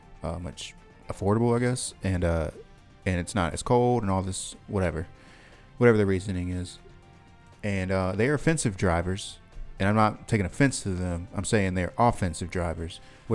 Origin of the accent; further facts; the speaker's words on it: South Carolina, United States; I'm from South Carolina.